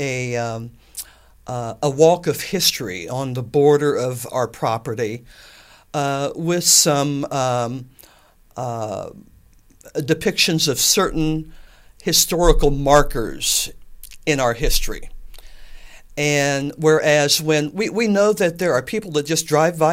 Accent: Atlanta, United States; I was raised in Atlanta on the farm, and we had John Deere tractors

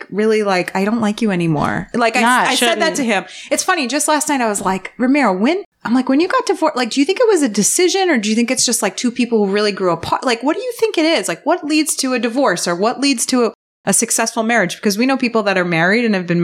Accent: East Bridgewater, Massachusetts, United States; I grew up in East Bridgewater

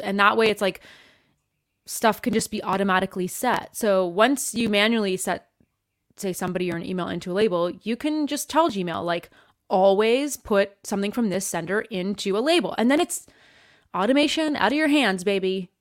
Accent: Canada; moved away; I'm Canadian, and I'm originally from Canada

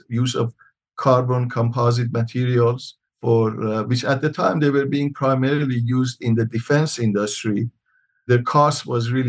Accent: Iran; moved away as an adult; also born or lived in Michigan, United States; now in Tucson, United States; I'm originally from Iran. I came to U.S. after high school back in 1972

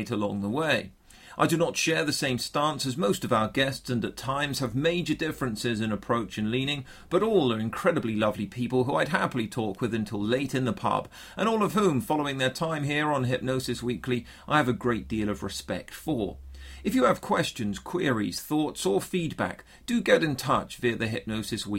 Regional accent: Bournemouth, South West England, United Kingdom; my hometown here on the south coast of England, which is typically a lot warmer than the rest of the UK

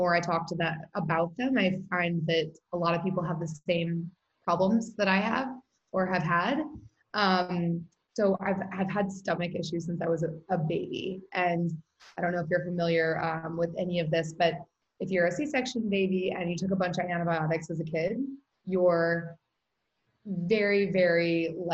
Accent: St. Louis, Missouri, United States; moved away as an adult; also born or lived in Taipei, Taiwan / Florida / Austin, Texas / Australia; now in Venice, California, United States; I grew up and went to high school in St. Louis

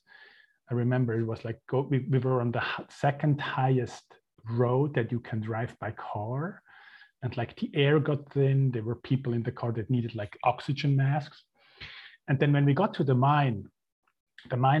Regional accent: Switzerland; moved away as an adult; also born or lived in Mexico; I was born and raised in Switzerland into a very traditional Catholic family

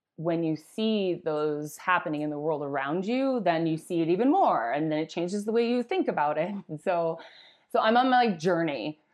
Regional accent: Wisconsin, United States; I grew up in Wisconsin

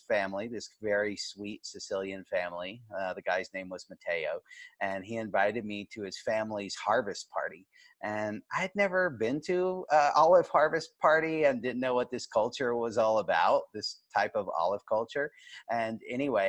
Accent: United States; as an American

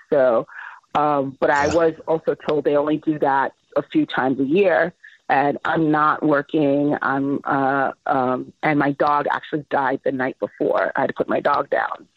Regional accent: Miami, Florida, United States; moved away as an adult; also born or lived in Brooklyn, New York; now in Los Angeles, United States; I was born in Brooklyn, New York, raised in Miami, and then I moved to Los Angeles when I was 22.

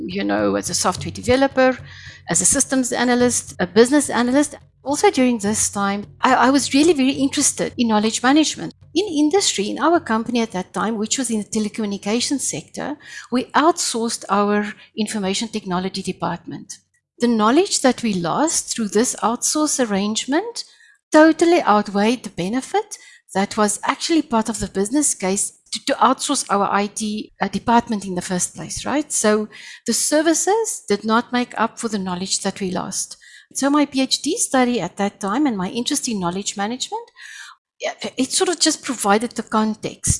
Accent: South Africa; first language Afrikaans; English is a second language; also born or lived in Pretoria, Gauteng; I'm saying hello in my first language, Afrikaans. I'm all the way from South Africa.

